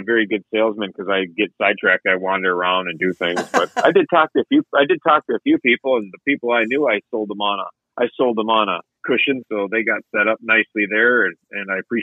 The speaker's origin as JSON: {"language": "English", "region": "Minnesota", "country": "United States", "said": "I'm from Minnesota."}